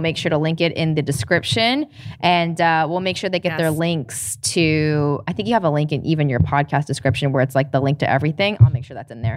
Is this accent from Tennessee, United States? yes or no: yes; Tennessee, United States; I'm from Tennessee.